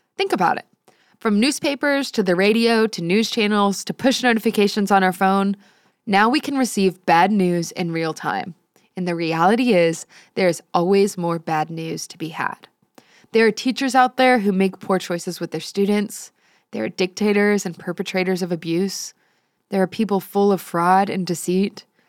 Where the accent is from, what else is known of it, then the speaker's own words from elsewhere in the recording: San Antonio, Texas, United States; I grew up in San Antonio